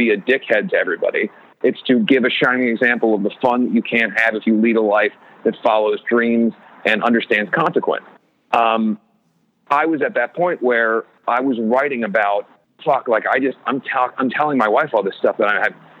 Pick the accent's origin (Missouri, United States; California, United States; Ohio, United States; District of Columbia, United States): Ohio, United States; moved away; I was a kid from Ohio who was essentially a loner